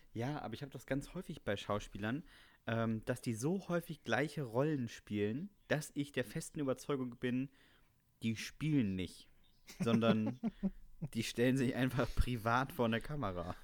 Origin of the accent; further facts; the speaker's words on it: Northern Germany, Germany; Ich bin als Norddeutscher